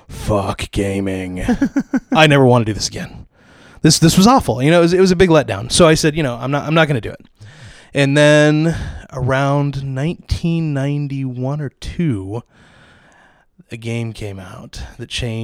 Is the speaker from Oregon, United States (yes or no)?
yes; Portland, Oregon, United States; Yeah, I'm from Portland area.